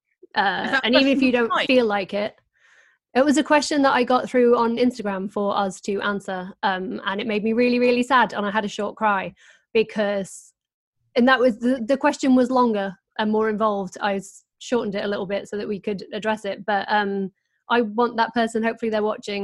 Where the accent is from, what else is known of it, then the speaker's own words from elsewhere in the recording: Doncaster, Yorkshire and the Humber, United Kingdom; I'm from Doncaster